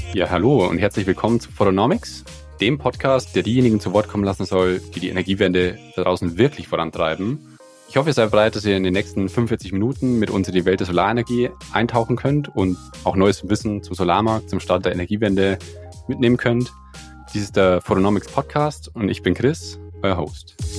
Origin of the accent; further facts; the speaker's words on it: near Landshut, Bavaria, Germany; ich komme aus der Nähe von Landshut, da am Land